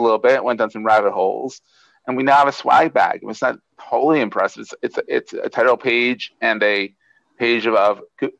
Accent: Bucks County, Pennsylvania, United States; Born and raised in Bucks County, which is the next county up from Philadelphia County

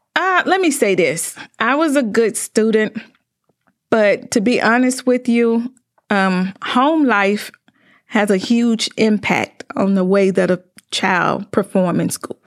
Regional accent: Greenville, Mississippi, United States; moved away as an adult; also born or lived in Indianapolis; now in Mansfield, United States; I'm from Greenville, Mississippi, located down in the Delta

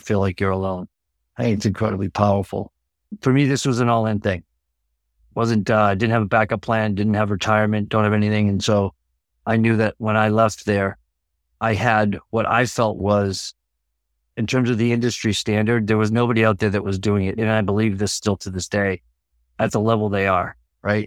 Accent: Massachusetts, United States; now in Laconia, United States; I'm originally from Massachusetts

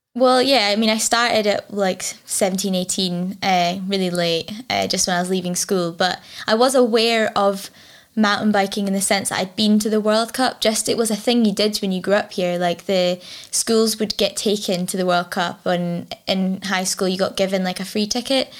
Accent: Fort William, Scotland, United Kingdom; I grew up, uh, like, outside of Fort William, uh, climbing trees

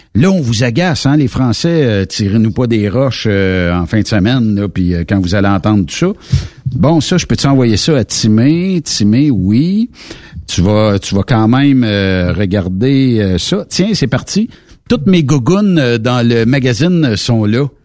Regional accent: Quebec, Canada

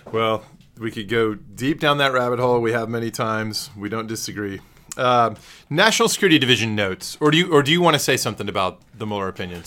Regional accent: Texas, United States; I am a native Texan

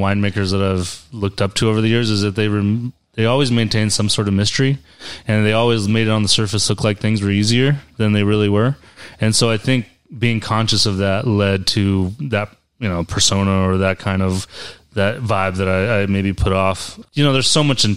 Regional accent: Central Valley, California, United States; moved away; also born or lived in upstate New York; I'm originally from California. And so I moved there about the time I got into wine. I'm from the Central Valley

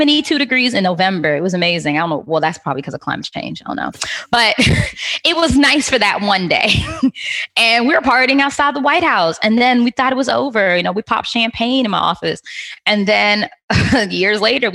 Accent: Trinidad & Tobago; accent: Trinidad voice; being Trinidadian, it kind of helps a bit, because our secret weapon is partying

